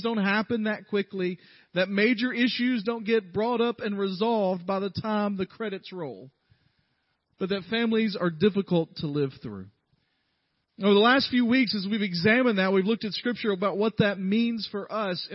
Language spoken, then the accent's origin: English; the South, United States; I'm from the South